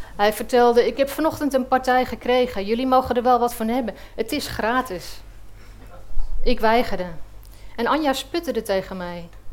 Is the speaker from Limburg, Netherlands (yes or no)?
no; Egmond-Binnen, North Holland, Netherlands; also born or lived in Heiloo / Castricum; Een week voor mijn zevende verjaardag verhuisde ik naar Egmond binnen, waar ik nu nog steeds woon. Ik ging in Heilo naar de lagere school